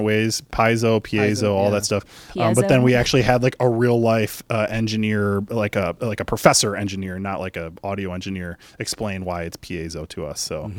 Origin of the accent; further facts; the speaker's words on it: Illinois, United States; accent: Chicago; I've always just been like Mag with my stupid Chicago accent.